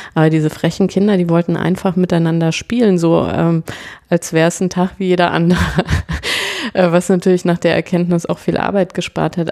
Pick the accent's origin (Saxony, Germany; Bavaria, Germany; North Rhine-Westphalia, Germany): Bavaria, Germany; Franconia; also born or lived in Cologne; ich bin in Köln geboren ah. und in Franken aber aufgewachsen